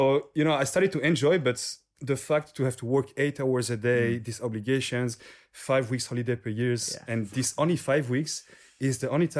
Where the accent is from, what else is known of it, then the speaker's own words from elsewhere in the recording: French part of Switzerland, Romandy, Switzerland; accent: French; English is a second language; also born or lived in Neuchâtel; So I'm from the French part.